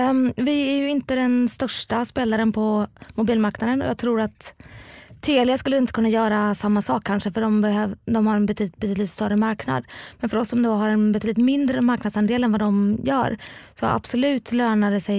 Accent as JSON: {"language": "Swedish", "town": "Gothenburg", "region": "Västra Götaland", "country": "Sweden", "tie": "born or raised there", "also_born_or_lived": "Lund", "said": "Ja, jag är uppvuxen i Göteborg, precis."}